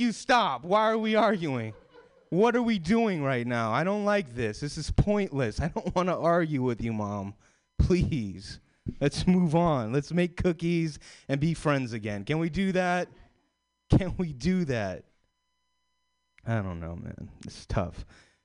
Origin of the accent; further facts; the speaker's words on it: Sacramento, California, United States; now in San Francisco, United States; I'm from Sacramento.